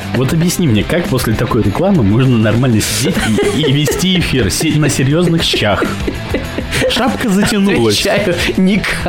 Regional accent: Kamchatka Krai, Russia; moved away as an adult; Я, э, уехал в четырнадцатом году с Камчатки.

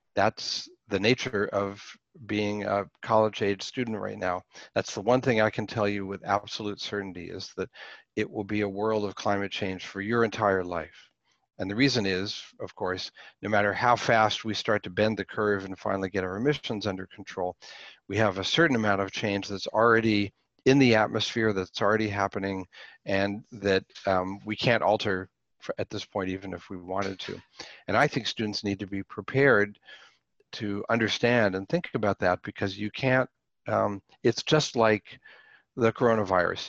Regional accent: Pittsburgh, Pennsylvania, United States; I grew up in the city. I grew up in Pittsburgh

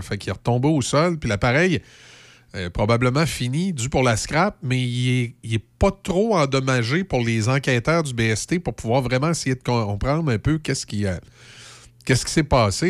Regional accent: Loretteville, Quebec, Canada; ma famille est dans Port-Neuf depuis longtemps, mais moi, je suis né et j'ai grandi à Loretteville

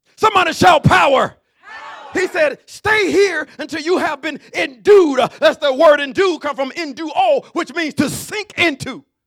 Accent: Alabama, United States; I'm from Alabama

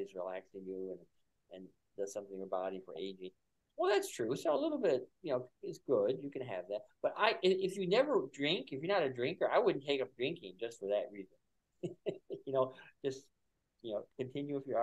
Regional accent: Buffalo, New York, United States; moved away; I'm from Buffalo

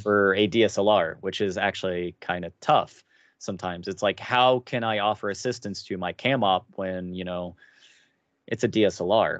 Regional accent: Cincinnati, Ohio, United States; moved away; I come from Cincinnati, a Ger-, very Germanic town

